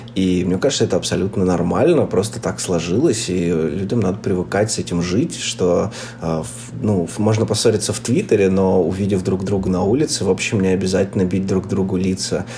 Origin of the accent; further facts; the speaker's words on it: Chelyabinsk, Chelyabinsk Oblast, Russia; moved away as an adult; Я сегодня записываюсь из Челябинска, где я вырос